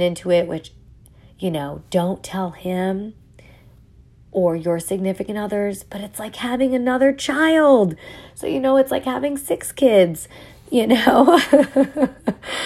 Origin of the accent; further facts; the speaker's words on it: New York, United States; accent: New York; I'm also from New York, so, you know, you may hear some my accent come out